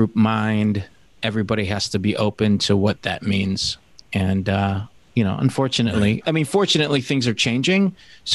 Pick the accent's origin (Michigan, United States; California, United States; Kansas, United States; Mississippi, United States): Michigan, United States; Detroit; moved away; also born or lived in New York; I'm from Detroit